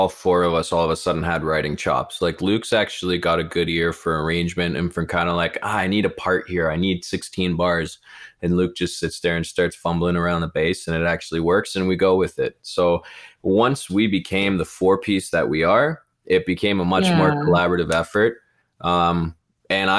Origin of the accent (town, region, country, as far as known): Brampton, Ontario, Canada; born or raised there